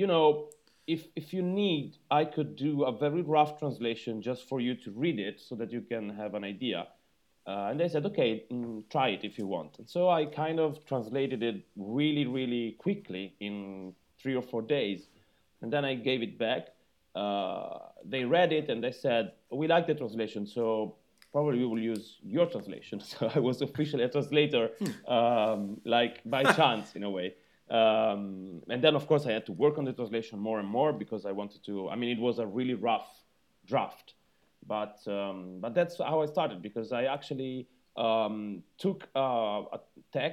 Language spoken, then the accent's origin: English; a very little town near Rome, Lazio, Italy; I come from a very little town near Rome.